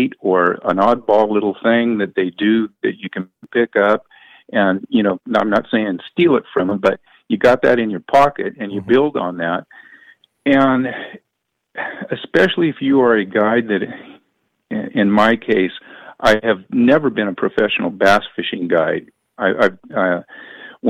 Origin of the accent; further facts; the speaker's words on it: Stockton, California, United States; I was born in Stockton